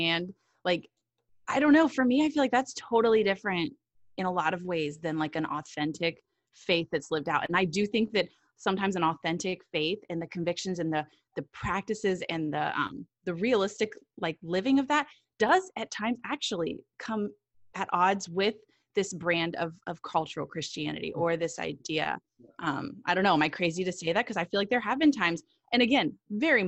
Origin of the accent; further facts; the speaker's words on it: United States; being white, being American